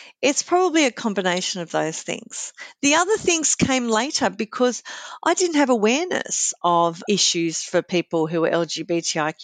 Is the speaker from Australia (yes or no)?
yes; Sydney, New South Wales, Australia; I grew up in Sydney's Sutherland Shire